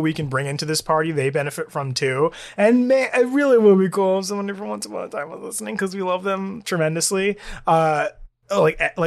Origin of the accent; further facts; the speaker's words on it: Puerto Rico; I'm from Puerto Rico. I can't speak Spanish as fluently as you are now speaking English